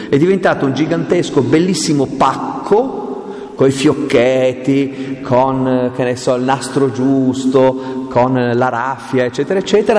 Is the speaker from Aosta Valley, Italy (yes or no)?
yes; Aosta Valley, Italy; io sono valdostano, vengo dalle montagne profonde